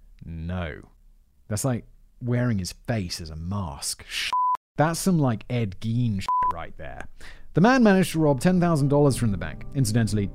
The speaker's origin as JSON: {"language": "English", "country": "United Kingdom", "said": "as a British person"}